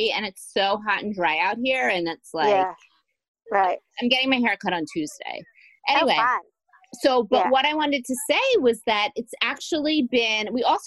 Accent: New Jersey, United States; now in San Francisco, United States; I've lived in SF for over 20 years, and I'm from Jersey.

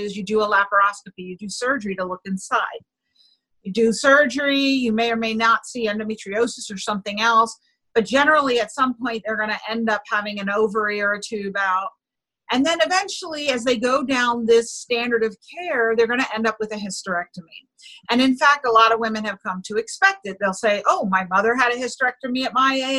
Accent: New York City, New York, United States; I grew up in New York City

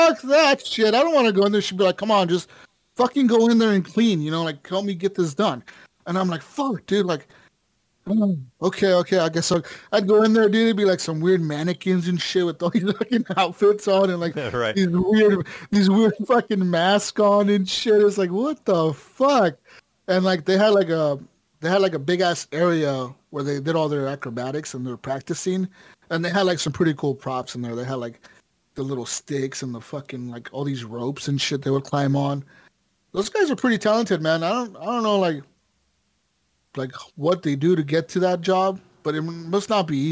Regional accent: Las Vegas, Nevada, United States; when I was growing up in Vegas, my parents, my mom and my dad, they used to work for this guy

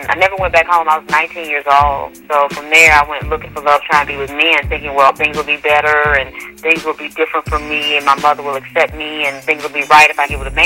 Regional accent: Atlanta, Georgia, United States; I'm from Atlanta, Georgia

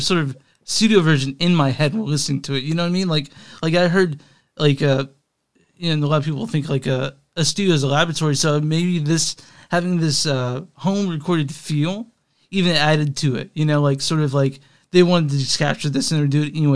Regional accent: Texas, United States; moved away as an adult; now in Kansas City, United States; I grew up in Texas for the first, until I was probably 29 or 27 is when I moved to KC

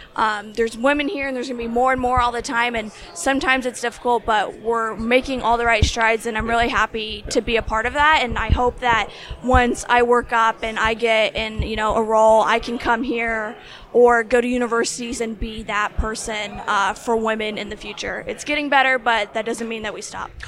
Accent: Indianapolis, Indiana, United States; I'm from Indianapolis, Indiana

